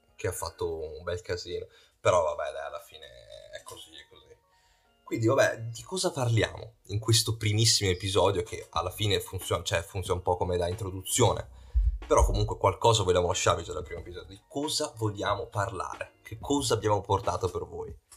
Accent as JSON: {"language": "Italian", "town": "Verona", "region": "Veneto", "country": "Italy", "said": "io e Lucio che siamo di Verona"}